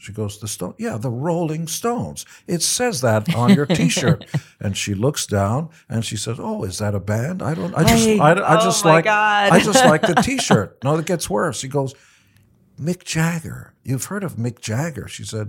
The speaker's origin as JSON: {"language": "English", "country": "Israel", "second_language": "English", "moved": "yes", "lives_now": "United States", "said": "I wanted to give back because I came from Israel and had nothing. And I was shocked that America was willing to give me every opportunity"}